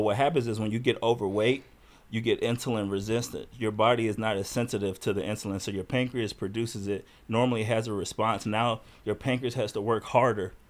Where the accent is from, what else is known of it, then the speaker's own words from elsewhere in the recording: Chicago, Illinois, United States; I grew up in Chicago.